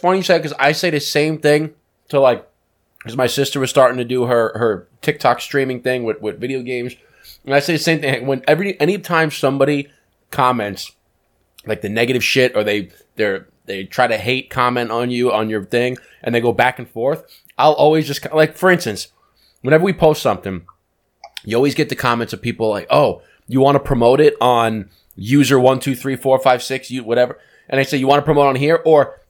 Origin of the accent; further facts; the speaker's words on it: New York, United States; Just because I'm from New York, when I went down, they're like, "You in a mob?"